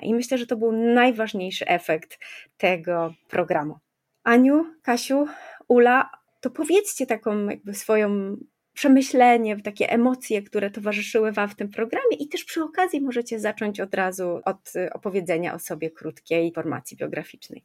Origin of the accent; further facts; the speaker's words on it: Kraków, Lesser Poland, Poland; ja jestem z Krakowa